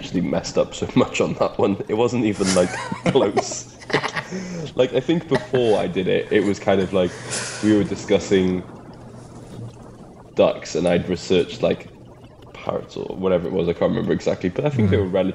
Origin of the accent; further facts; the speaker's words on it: Wales, United Kingdom; I'm Welsh